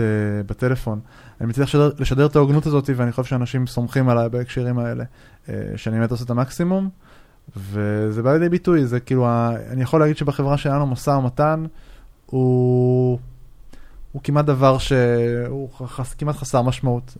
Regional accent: Israel; אנחנו כישראלים

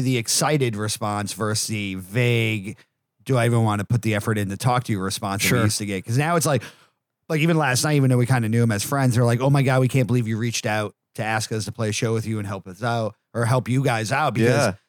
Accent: Connecticut, United States; also born or lived in Massachusetts; now in Texas, United States; I'm originally from Connecticut and then Massachusetts, and we would home base in Connecticut

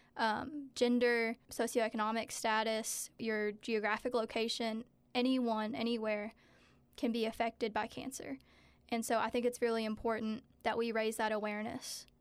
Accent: Stanton, Kentucky, United States; growing up in Powell County, it was definitely hard

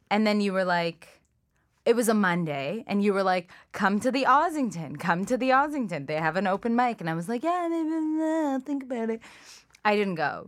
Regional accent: Toronto, Ontario, Canada; English is a second language; also born or lived in Iran / Scarborough, Toronto; we were in Scarborough for, like, a year, and then I moved to Etobicoke.

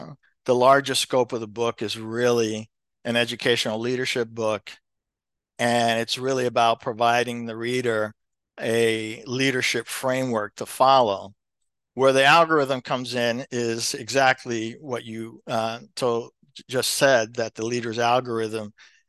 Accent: Elizabeth, New Jersey, United States; And I did my career for the most part back at my public, where I grew up in the Elizabeth Public Schools.

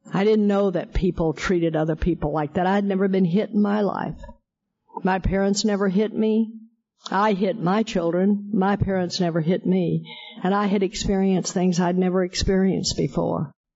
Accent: Texas, United States; I am a hick from Texas

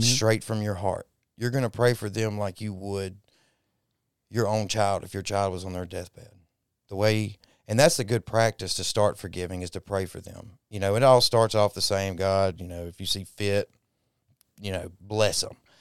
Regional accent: Dallas, Texas, United States; now in Mississippi, United States; I was born in Dallas

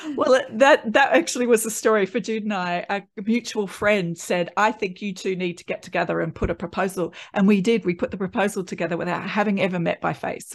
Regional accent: Australia; born or raised there

